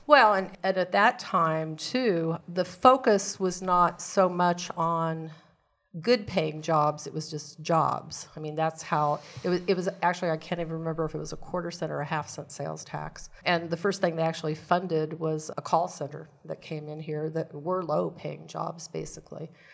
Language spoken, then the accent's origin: English; Hutchinson, Kansas, United States; also born or lived in Great Bend, Kansas / Manhattan, Kansas / Davis, California / Virginia; born and raised in Kansas, born in Great Bend, lived in Hutchinson